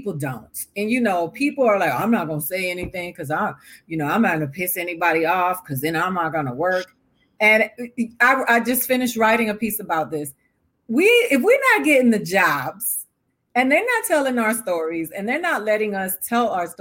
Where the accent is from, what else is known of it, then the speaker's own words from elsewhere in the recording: Miami, Florida, United States; also born or lived in Tallahassee, Florida; I'm from Miami. Yes, speak that. Yeah, you know, I grew up in the hood